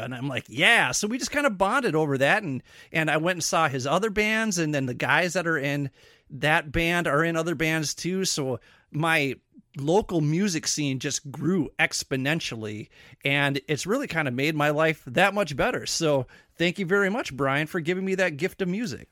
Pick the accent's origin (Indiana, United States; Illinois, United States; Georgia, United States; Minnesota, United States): Minnesota, United States; we sound like this, it's because we're from Minnesota.